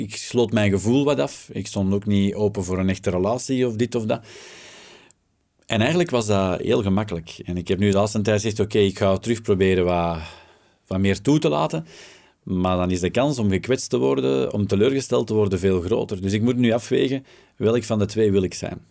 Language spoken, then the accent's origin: Dutch; Flanders, Belgium; wij als Vlaming